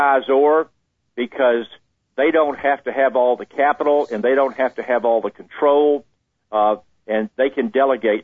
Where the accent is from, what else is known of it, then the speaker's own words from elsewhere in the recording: Jacksonville, Florida, United States; I grew up in Jacksonville, Florida